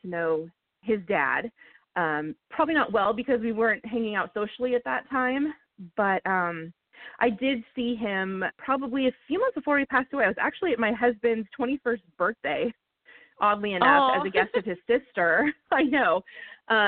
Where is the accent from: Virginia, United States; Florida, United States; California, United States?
California, United States; Pasadena; I was born and raised around Pasadena, as was my husband